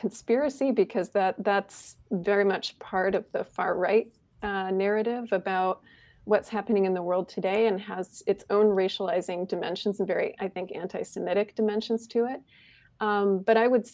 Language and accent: English; Michigan, United States; moved away; I grew up in Michigan.